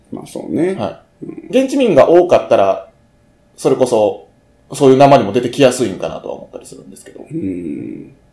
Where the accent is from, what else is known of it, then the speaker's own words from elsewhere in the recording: Takasago, Hyogo, Japan; accent: Banshu dialect; now in Kobe, Japan; 僕が生まれ育った、うん、えっ、ー、と、高砂元その辺の晩州地方って言われるものは、うん、どっちかって言ったら、岡山とか、広島とか、